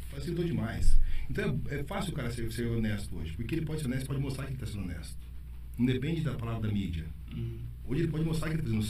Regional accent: Brazil; Sou brasileiro.

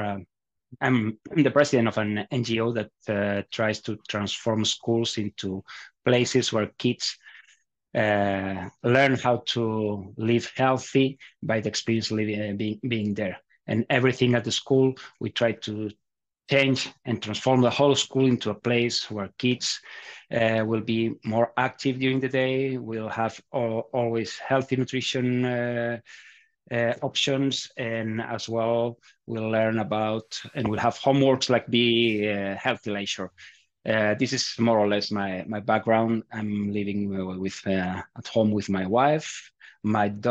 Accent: Barcelona, Catalonia, Spain; also born or lived in Andorra; now in Madrid, Spain; I was born in Barcelona. I'm an Andorran citizen

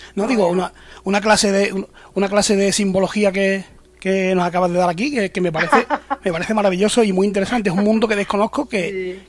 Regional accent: Andalusia, Spain; se utilizaba aquí en Andalucía, yo recuerdo, en, aquí en mi pueblo

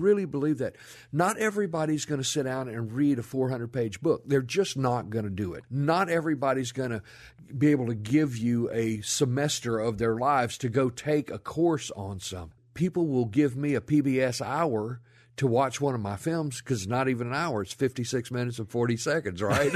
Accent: Rolling Fork, Mississippi, United States; moved away as an adult; now in Memphis, United States; I grew up down in the Mississippi Delta

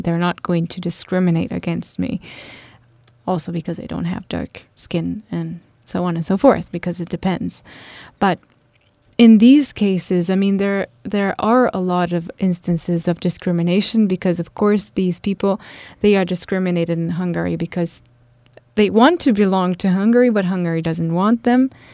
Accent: Italy; I come from Italy

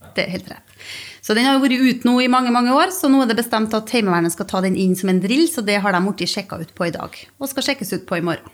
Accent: Stjørdal, Trøndelag, Norway; also born or lived in Bergen; now in Stord, Norway; Jeg er opprinnelig fra Stjørdal i Trøndelag og bor på Stord.

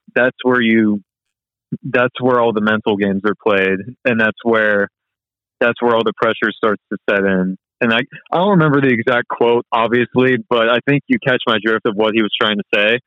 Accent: Jacksonville, North Carolina, United States; I was born and raised in the military town of Jacksonville, North Carolina

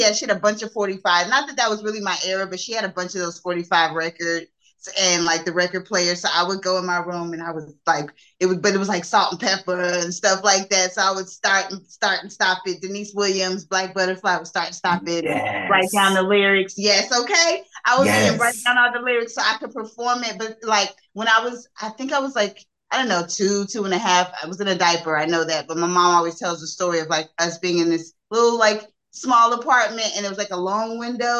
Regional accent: Germany; born there; also born or lived in Turkey / Saudi Arabia; I'm a military brat, so. Yeah, I was born in Germany, but I lived in Turkey and Saudi Arabia.

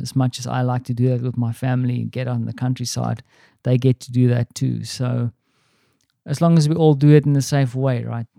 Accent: South Africa; accent: South African; now in Poland; my South African accent

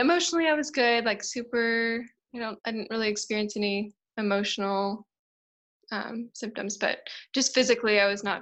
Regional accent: Tennessee, United States; moved away as an adult; now in South Africa; I'm from the States. I'm from Tennessee in the South. And I moved to South Africa 5 years ago

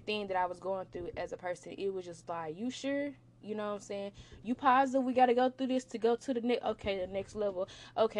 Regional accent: Memphis, Tennessee, United States; moved away; I'm from Memphis, Tennessee

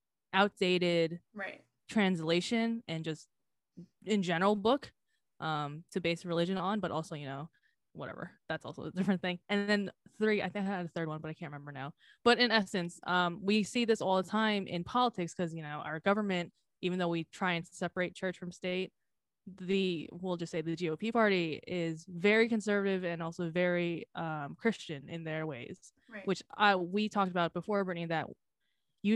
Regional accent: Philippines; I am Filipino

